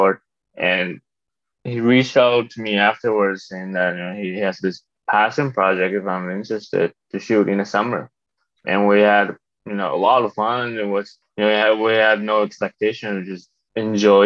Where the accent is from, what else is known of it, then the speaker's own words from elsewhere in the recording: Taiwan; moved away as an adult; also born or lived in Toronto, Canada; now in United States; I was born in Taiwan, grew up between Taiwan and Canada, Toronto.